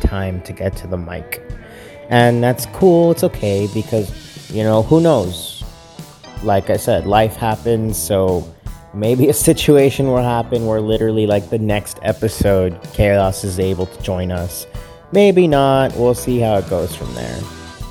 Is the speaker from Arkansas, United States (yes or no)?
no; Texas, United States; I'm from Texas. I was born in Texas. I was raised in Texas